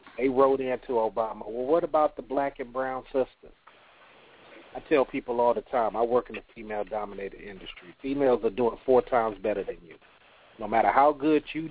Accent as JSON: {"language": "English", "region": "California", "country": "United States", "moved": "yes", "lives_now": "the South, United States", "said": "I'm down here in the South, and I'm from California"}